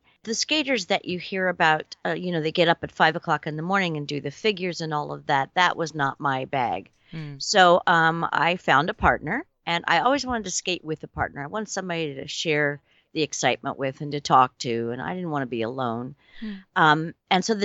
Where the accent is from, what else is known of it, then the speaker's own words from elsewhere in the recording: Indiana, United States; I was a teenager from Indiana.